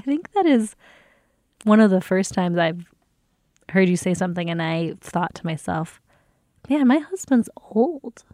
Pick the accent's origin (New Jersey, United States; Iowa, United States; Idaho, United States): New Jersey, United States; I grew up with in the South Jersey, not far from Philadelphia area